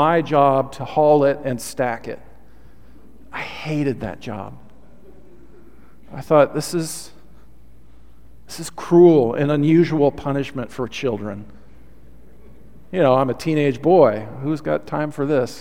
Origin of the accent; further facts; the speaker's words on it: Olympia, Washington, United States; growing up in Olympia, Washington, we had a pretty big piece of property